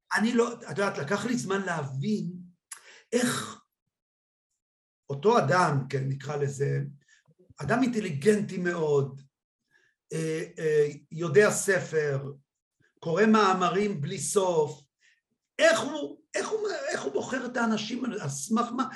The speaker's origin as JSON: {"language": "Hebrew", "town": "Kiryat Malakhi", "region": "Southern District", "country": "Israel", "tie": "born or raised there"}